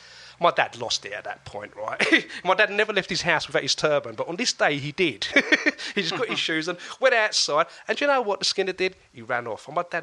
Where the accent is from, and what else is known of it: London, United Kingdom; born or raised there; moved away as an adult; now in Essex, United Kingdom